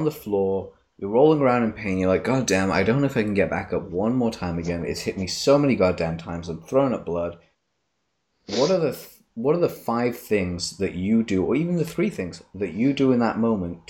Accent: Leicester, East Midlands, United Kingdom; also born or lived in Tanzania; I grew up in Leicester, where it was kind of similar thought processes, like a small city and stuff.

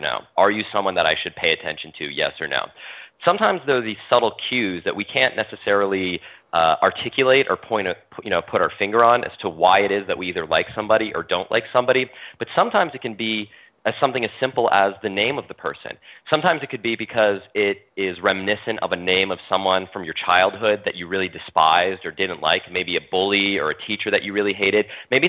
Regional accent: United States; born there; first language French; English is a second language; I'm an American citizen. I was born in America. My heritage is it goes back to France and through French Canada. And my grandparents are they're all passed away, but they're all French Canadian. They all spoke French. French was my first language growing up.

